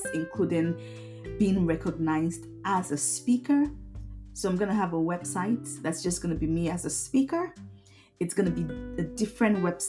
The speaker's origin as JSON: {"language": "English", "country": "Nigeria", "moved": "yes", "lives_now": "Derby, United Kingdom", "said": "I come from a little town in the UK called Derby. I'm originally from Nigeria"}